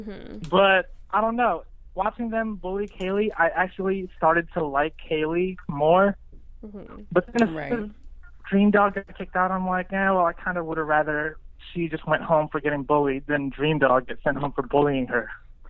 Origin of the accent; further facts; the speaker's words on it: College Park, Maryland, United States; I'm from around the D.C. area, too. I'm from College Park. So, I'm, you know, I'm right down the street from this.